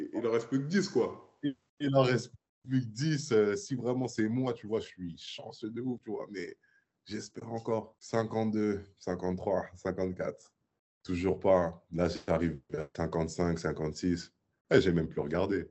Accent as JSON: {"language": "French", "town": "Paris", "region": "Île-de-France", "country": "France", "tie": "born or raised there", "also_born_or_lived": "Gravelines / Serbia / Chicago", "moved": "as an adult", "said": "j'ai grandi à Paris"}